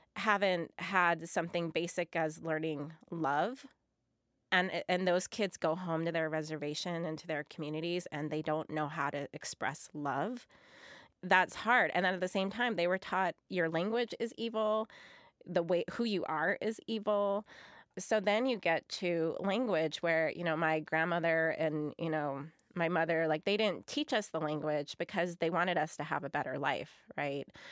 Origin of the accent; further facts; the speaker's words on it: United States; I am an American.